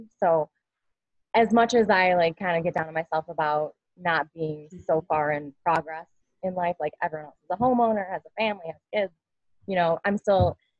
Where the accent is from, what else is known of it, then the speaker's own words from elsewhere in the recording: Northern Illinois, United States; moved away as an adult; also born or lived in Denver, Colorado; now in Gunnison, United States; I am a little small town cornfield girl that decided I wanted to live a different lifestyle. So I kind of boogied out to the mountains from Northern Illinois when I was 26